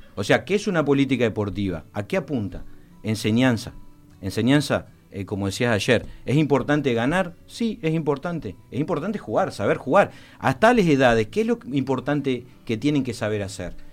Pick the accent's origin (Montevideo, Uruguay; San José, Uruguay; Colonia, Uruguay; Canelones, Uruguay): Montevideo, Uruguay; also born or lived in Fray Bentos, Uruguay; soy montevideano, muy montevideano de Jacinto Vera, pero mis papás son de Fray eh, y, estuve viviendo en Fray mucho tiempo